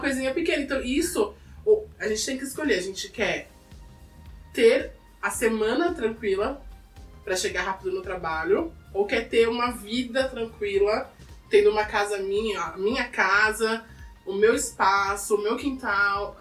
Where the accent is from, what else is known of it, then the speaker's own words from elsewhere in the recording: São Paulo, Brazil; eu sou de Itaquera desde sempre, 37 anos